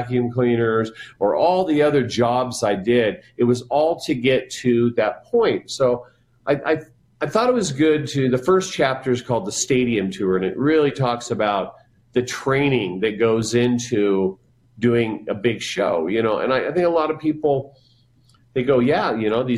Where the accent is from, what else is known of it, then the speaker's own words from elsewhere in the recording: Jerome, Idaho, United States; now in Wyoming, United States; where I grew up in Jerome, Idaho